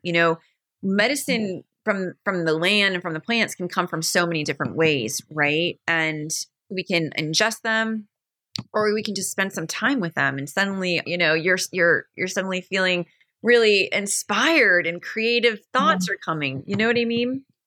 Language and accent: English; Maine, United States; I have the pleasure of growing up in Maine. The fortune I was so fortunate to grow up in Maine